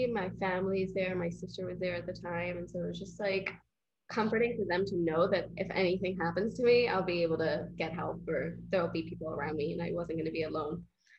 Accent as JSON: {"language": "English", "country": "Tanzania", "tie": "born or raised there", "also_born_or_lived": "Leicester, United Kingdom / London, United Kingdom", "moved": "as an adult", "lives_now": "New York, United States", "said": "I was born in Leicester, grew up in Tanzania, had lots of family in the UK, so I was always like back and forth."}